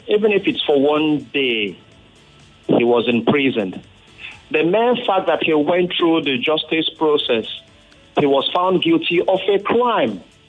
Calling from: Ikeja, Lagos, Nigeria; I'm calling from Ikeja.

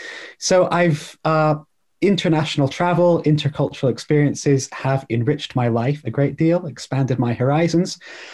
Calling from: Bath, South West England, United Kingdom; I'm joining from a town called Bath in England. It's a smallish town, well known as the filming location for the recent Netflix film Bridgerton, or sorry, series Bridgerton. So if anybody's watched that, you've seen Bath. It's a Georgian city

